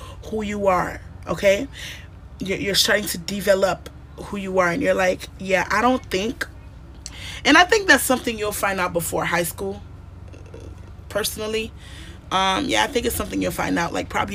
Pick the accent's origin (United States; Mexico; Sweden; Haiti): Haiti; growing up in Haiti, at my age, during my time